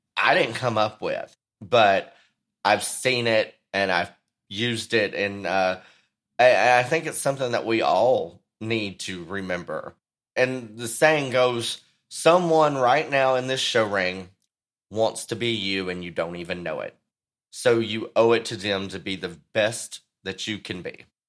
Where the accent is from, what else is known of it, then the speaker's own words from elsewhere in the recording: Texas, United States; my home state